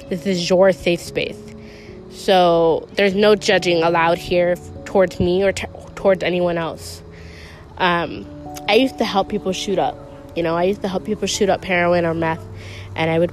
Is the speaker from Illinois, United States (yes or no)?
yes; Chicago, Illinois, United States; I'm from Chicago.